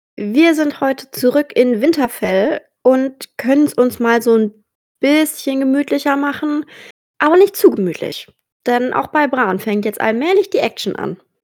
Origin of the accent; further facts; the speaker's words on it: about 45 minutes from Ochsenfurt, Bavaria, Germany; nur eine Dreiviertelstunde von meiner Heimat